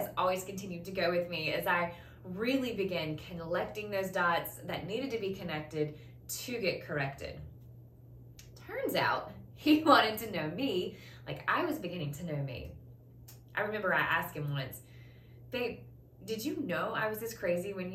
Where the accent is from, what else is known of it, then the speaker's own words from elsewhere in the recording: the South, United States; I was raised in the South